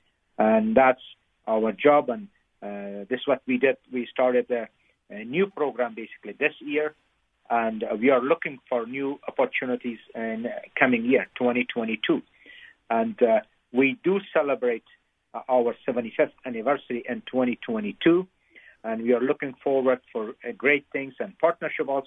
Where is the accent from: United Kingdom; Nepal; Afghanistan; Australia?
Afghanistan; moved away; I grew up in Afghanistan